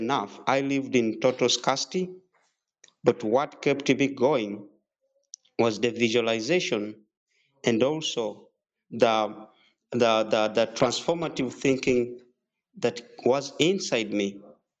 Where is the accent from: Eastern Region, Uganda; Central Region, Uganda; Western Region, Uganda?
Eastern Region, Uganda; Pallisa; I was born and raised in Uganda in a district called Palisa from a very humble family